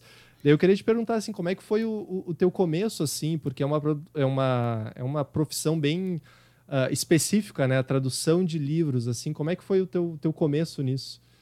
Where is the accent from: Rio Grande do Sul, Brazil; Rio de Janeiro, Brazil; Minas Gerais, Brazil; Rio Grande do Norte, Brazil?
Rio Grande do Sul, Brazil; accent: gaúcho; eu tenho um sotaque muito carregado gaúcho